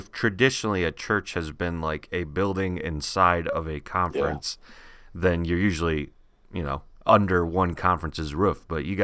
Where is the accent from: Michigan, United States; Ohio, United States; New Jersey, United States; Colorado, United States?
Michigan, United States; Three Oaks; I grew up in Three Oaks, and the closest place to get groceries was Michigan City, which for whatever reason is in Indiana